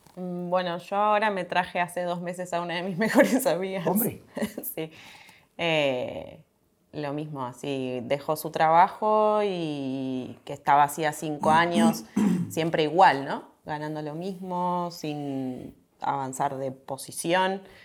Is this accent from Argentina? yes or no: yes; Argentina; moved away as an adult; now in Spain; somos descendientes de italianos, españoles más, pero en Argentina la gran mayoría somos de italianos y españoles